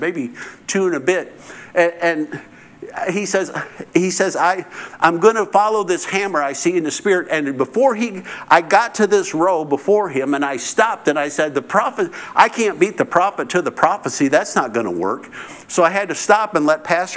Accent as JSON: {"language": "English", "country": "United States", "said": "I'm the American"}